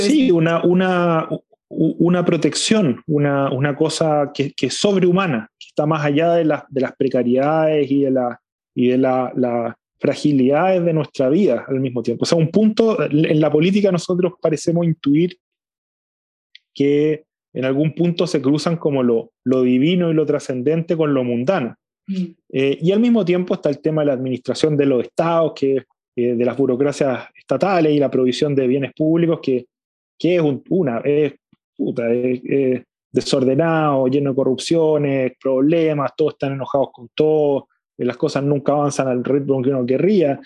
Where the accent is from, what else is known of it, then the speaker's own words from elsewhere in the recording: Chile; somos los chilenos una comunidad política